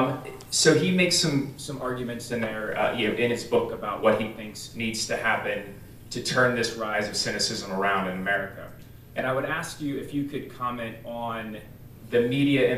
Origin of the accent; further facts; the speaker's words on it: Goliad, Texas, United States; From the town of Goliad, Texas